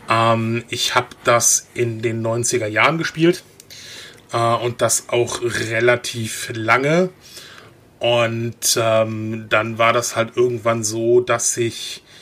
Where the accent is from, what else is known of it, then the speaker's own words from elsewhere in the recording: North Rhine-Westphalia, Germany; Also ich komme eigentlich aus NRW